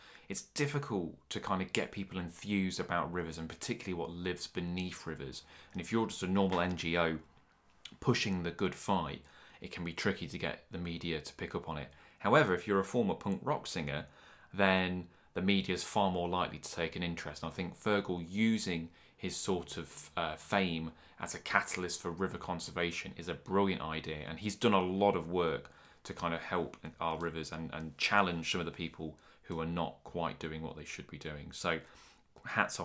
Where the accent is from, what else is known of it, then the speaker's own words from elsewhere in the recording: Nottingham, East Midlands, United Kingdom; I'm born and bred in Nottingham.